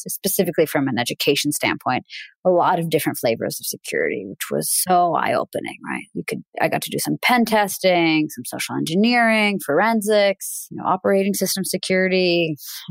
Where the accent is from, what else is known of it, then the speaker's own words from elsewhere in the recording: Russia; now in United States; originally from Russia. I was born in the Soviet Union.